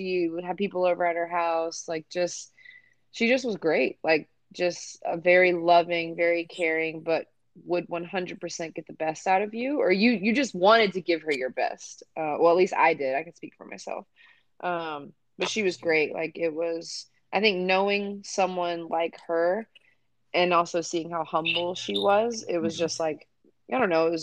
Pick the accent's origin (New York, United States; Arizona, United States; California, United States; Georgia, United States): Georgia, United States; Atlanta; I'm from Atlanta